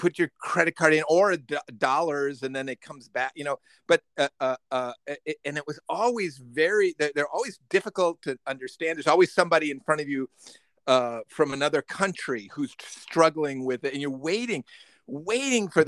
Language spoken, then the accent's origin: English; Midwest, United States; now in New York, United States; when I grew up in the Midwest